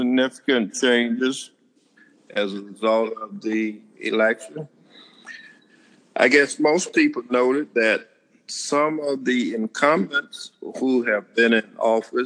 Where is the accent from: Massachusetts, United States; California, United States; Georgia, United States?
Georgia, United States; Brunswick; I was born in Brunswick, Georgia. Graduate of Risley High School